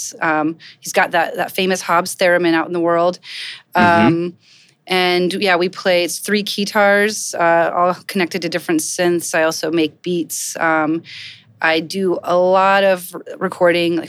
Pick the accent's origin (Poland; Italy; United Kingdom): Poland; Kielce, Świętokrzyskie Voivodeship; also born or lived in Gainesville, Florida, United States; now in New York, United States; So I'm originally from Kielce, Poland. I came here in the early 80s, or I came to Florida.